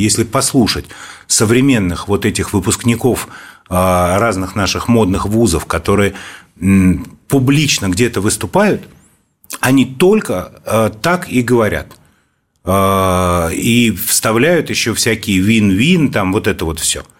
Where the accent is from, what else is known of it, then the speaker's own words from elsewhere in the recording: Moscow, Russia; Я родился и вырос в Москве. Я коренной москвич.